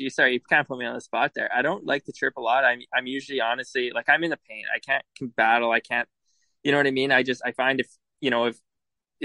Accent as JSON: {"language": "English", "town": "Edmonton", "region": "Alberta", "country": "Canada", "moved": "yes", "said": "I'm from Edmonton, and I was drafted to the Brandon Wheat Kings, and so I wasn't really sure what to expect, being from a big city"}